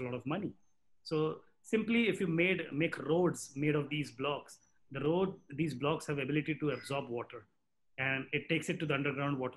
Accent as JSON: {"language": "English", "country": "India", "said": "I'm Indian as well."}